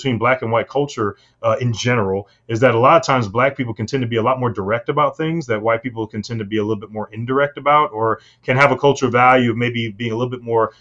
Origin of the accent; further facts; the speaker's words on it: St. Louis, Missouri, United States; we're from St. Louis